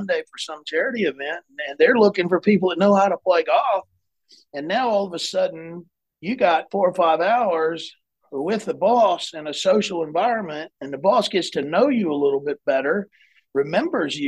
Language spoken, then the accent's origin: English; South Carolina, United States; also born or lived in Chattanooga, Tennessee; I grew up in South Carolina, maybe second grade through high school, my family is all from the Chattanooga, Tennessee area.